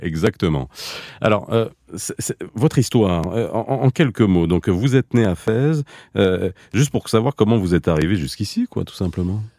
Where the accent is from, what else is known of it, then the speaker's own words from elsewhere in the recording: France; now in Belgium; je suis un Marocain de l'étranger, je suis né en France et j'ai grandi